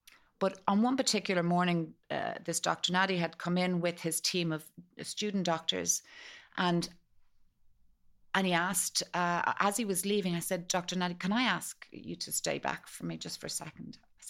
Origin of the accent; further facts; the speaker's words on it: Malahide, Leinster, Ireland; born there; We went straight to a pub in the town in Malahide where I was born